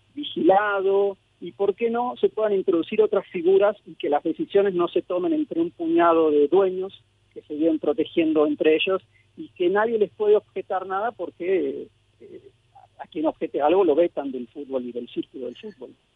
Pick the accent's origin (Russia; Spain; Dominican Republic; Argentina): Argentina; also born or lived in Mexico; yo soy mexicano-argentino. Nací en México, pero crecí en Argentina